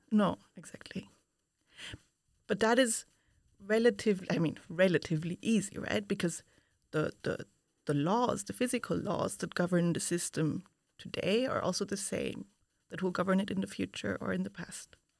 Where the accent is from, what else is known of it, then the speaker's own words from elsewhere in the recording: Vienna, Austria; moved away as an adult; now in Utrecht, Netherlands; I come from Vienna, Austria, where I studied physics